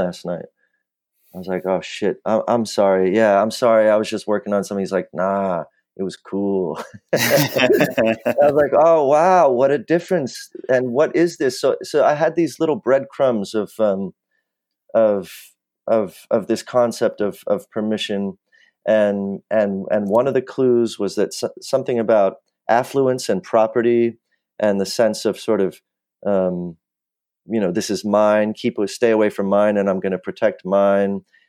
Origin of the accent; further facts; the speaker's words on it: Los Angeles, California, United States; So I grew up in the Valley in Los Angeles. Sort of middle class, upper middle class, all the benefits of that, being white and a male and upper middle class.